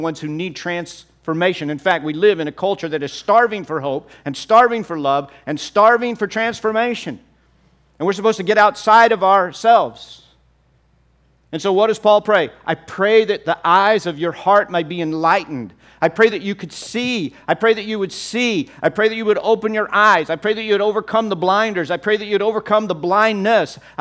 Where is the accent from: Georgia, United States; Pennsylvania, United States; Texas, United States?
Texas, United States; I'm from Texas